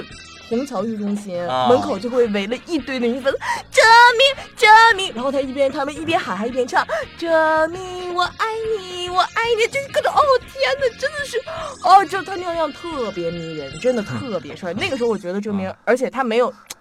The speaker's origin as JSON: {"language": "Chinese", "town": "Harbin", "region": "Heilongjiang", "country": "China", "tie": "born or raised there", "said": "我小的时候是在那个家里边的那个剧院，所以说就是还是喜欢家里面的呗。东北嘛，我东北哈尔滨，我在哈尔滨的时候，主要那儿的人都很接地气"}